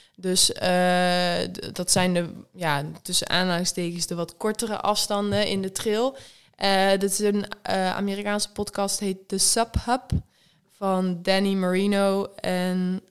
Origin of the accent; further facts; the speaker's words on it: Netherlands; wij als Nederlanders